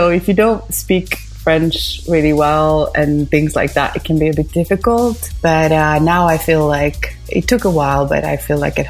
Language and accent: English; Stockholm, Stockholm County, Sweden; moved away as an adult; now in Paris, France; I've lived in France since 2007, actually. But I was, born and raised in Stockholm, Sweden. And my dad was Greek. And my mom was Finnish. And then I was born in Sweden.